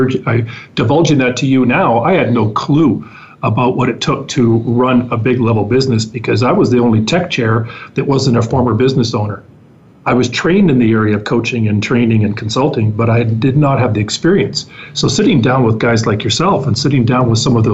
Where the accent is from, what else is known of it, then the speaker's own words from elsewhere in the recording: Vancouver Island, British Columbia, Canada; I was from Vancouver Island like they were